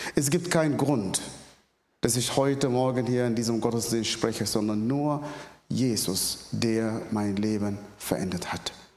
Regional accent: Northern Sudan, Sudan; German is a second language; moved away; Ich komme ursprünglich aus dem Sudan. Im Nordsudan bin ich geboren, aufgewachsen in einer sehr, sehr extremistische islamischen Familie.

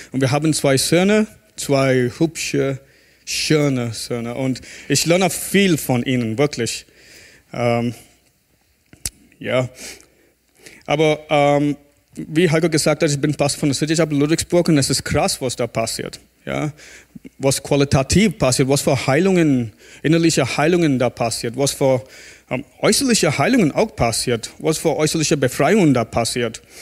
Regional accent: South India, India; German is a second language; moved away; Ich komme aus Indien, aus Südindien, wo es warm ist und heiß.

